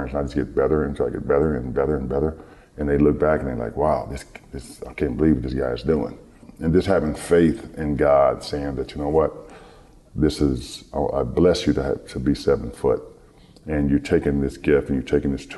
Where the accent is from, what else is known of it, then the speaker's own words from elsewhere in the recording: Detroit, Michigan, United States; growing up in Detroit. In Detroit, my ninth grade year in high school